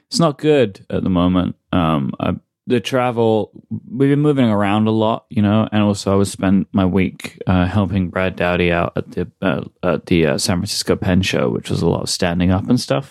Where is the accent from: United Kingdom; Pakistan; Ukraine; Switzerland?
United Kingdom; I'm too British